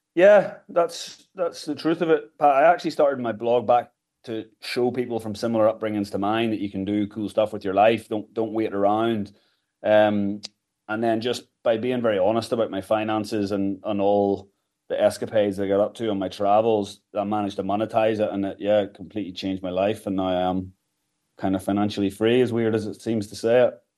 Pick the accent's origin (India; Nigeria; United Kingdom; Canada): United Kingdom; Kilkeel, Northern Ireland; moved away as an adult; also born or lived in Galway / England / United States; I grew up in Kilkeel County Down